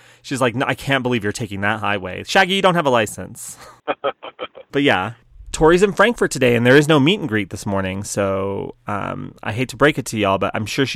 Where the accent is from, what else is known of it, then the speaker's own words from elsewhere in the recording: New Mexico, United States; I'm from New Mexico, and everybody speaks Spanish.